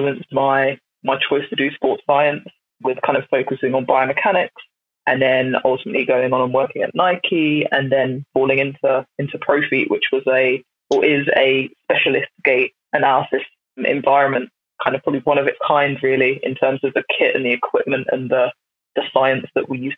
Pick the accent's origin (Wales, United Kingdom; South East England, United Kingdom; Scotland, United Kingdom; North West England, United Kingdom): South East England, United Kingdom; Brighton; I grew up in the South, so in Brighton.